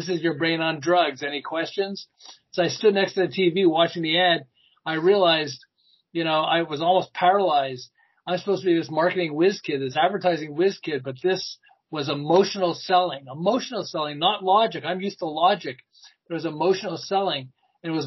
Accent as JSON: {"language": "English", "town": "Montreal", "region": "Quebec", "country": "Canada", "moved": "as an adult", "lives_now": "Southern California, United States", "said": "I'm originally from Montreal, and I ran an advertising agency in Montreal"}